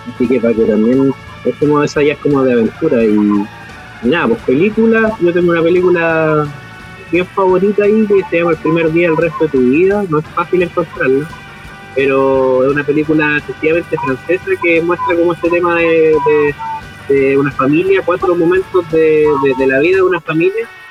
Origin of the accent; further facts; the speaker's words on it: Chile; nosotros somos chilenos